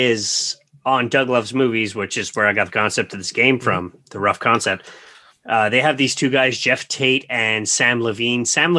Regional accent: Canada; we're Canadian, so it's much better for us financially in the end.

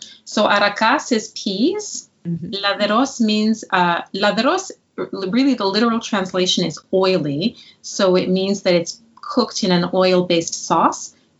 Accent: Montreal, Quebec, Canada; I'm from Montreal.

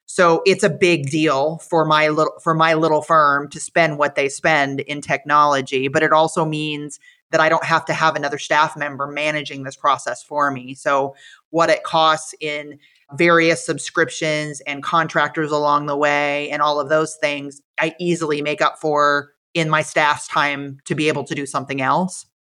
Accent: Iowa, United States; moved away; I am from Iowa, so when I went to visit the corporate office in Fairfield, it absolutely felt like going home

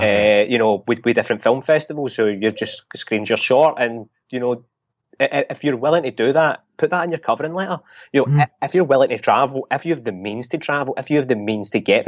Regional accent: Glasgow, Scotland, United Kingdom; like, I'm a Glasgow boy, and you know, as you say, Edinburgh broke my heart, but you know, you know, I'm not even from Edinburgh, I'm from Glasgow.

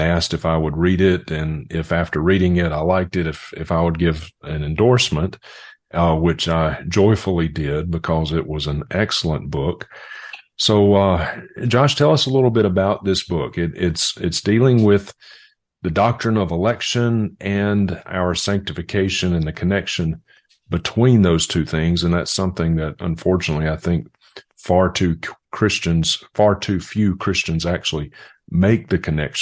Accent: Mississippi, United States; I grew up in Mississippi, and election was just never spoken of when I was growing up in a Southern Baptist church

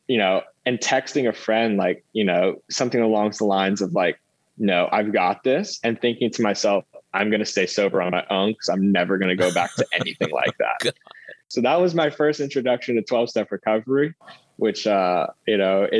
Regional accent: Houston, Texas, United States; moved away as an adult; now in New York City, United States; I grew up in Houston

